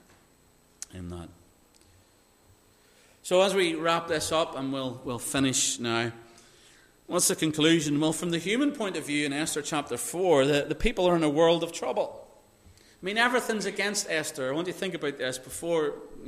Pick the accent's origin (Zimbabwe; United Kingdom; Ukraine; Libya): United Kingdom; Northern Ireland; I grew up in Northern Ireland